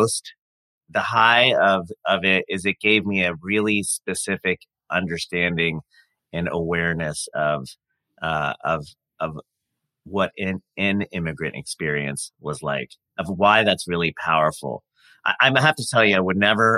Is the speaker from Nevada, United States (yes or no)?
no; North Carolina, United States; moved away as an adult; also born or lived in India; now in California, United States; I grew up in North Carolina